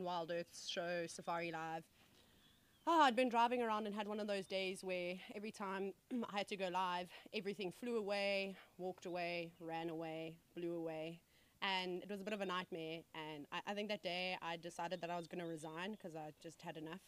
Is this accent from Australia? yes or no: no; South Africa; As a kid, as most South African safari fanatics